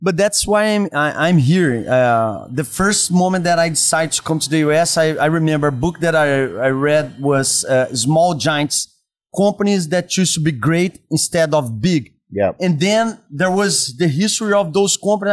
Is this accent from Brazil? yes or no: yes; Brazil; accent: Brazilian; English is a second language; moved away; also born or lived in San Diego; As you can listen by my accent, I'm from Brazil. Okay. Yeah. I was born and raised inside of restaurants